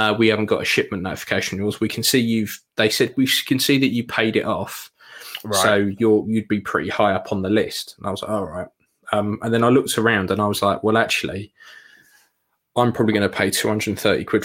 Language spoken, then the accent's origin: English; United Kingdom; We're British, mate